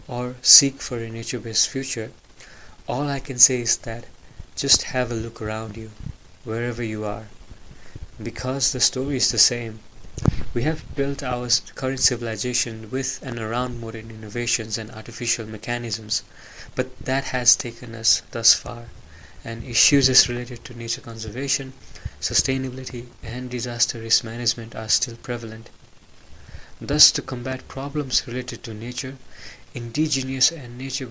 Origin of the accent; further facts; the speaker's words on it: Pokhara, Gandaki Province, Nepal; also born or lived in Lund, Sweden; I come from Nepal, from a city called Pokhara, which is one of the popular touristic destinations in our country.